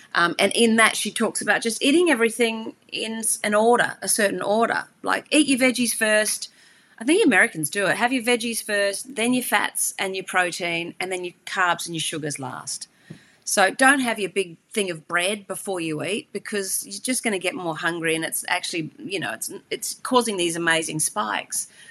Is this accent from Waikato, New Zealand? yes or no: no; Hawke's Bay, New Zealand; moved away; also born or lived in Australia; I grew up and actually I spent a lot of time in the Hawke's Bay in New Zealand